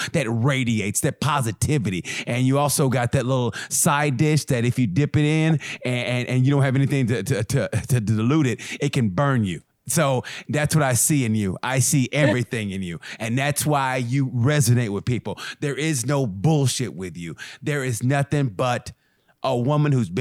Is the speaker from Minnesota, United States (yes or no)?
no; Muskogee, Oklahoma, United States; moved away; I grew up in Muskogee